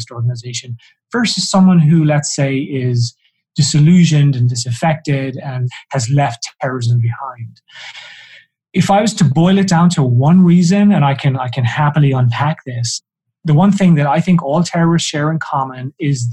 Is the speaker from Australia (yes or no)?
no; south of Ireland, Ireland; I'm Irish, and so, you know, people tend to assume that I was somehow affected by the troubles in Northern Ireland, and nothing could be further from the truth. I grew up in the south of Ireland